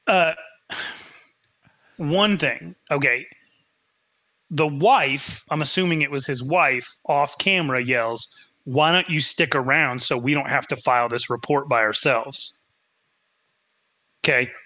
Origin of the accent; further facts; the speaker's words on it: northern Wyoming, United States; moved away; my hometown where there is not a lot of crime, it's a 15,000 person town in northern Wyoming